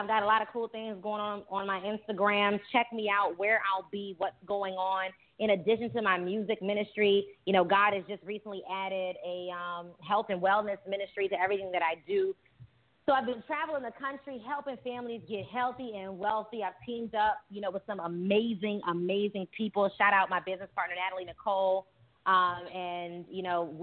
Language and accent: English; Richmond, Virginia, United States; moved away as an adult; also born or lived in Washington, D.C.; now in South Florida, United States; I'm from the Richmond and Washington, D.C. area. But since I've been here in South Florida